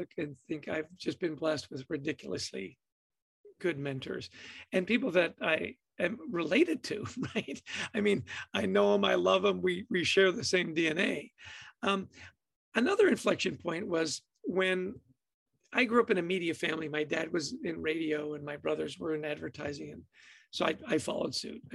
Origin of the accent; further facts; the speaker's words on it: Edmonton, Alberta, Canada; I grew up in a ridiculously happy household, right? I was born in Edmonton, Alberta.